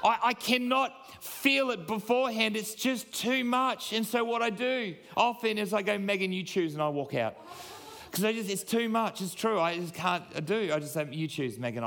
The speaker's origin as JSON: {"language": "English", "region": "Queensland", "country": "Australia", "said": "I am a proud Queenslander"}